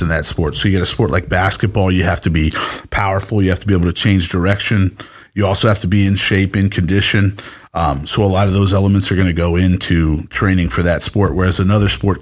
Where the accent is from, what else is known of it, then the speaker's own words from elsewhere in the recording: Southern Maryland, United States; moved away as an adult; also born or lived in Texas; I grew up in Southern Maryland